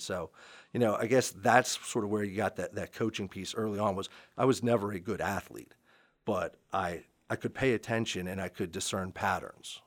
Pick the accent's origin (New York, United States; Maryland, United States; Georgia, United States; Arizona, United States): Maryland, United States; Montgomery Village; moved away as an adult; also born or lived in Anne Arundel County, Maryland / Gaithersburg, Maryland; now in Frederick County, United States; I grew up in Montgomery Village